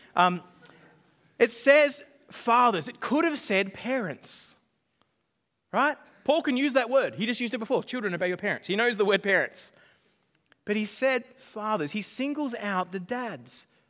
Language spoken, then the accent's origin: English; Australia; my background as, as an Australian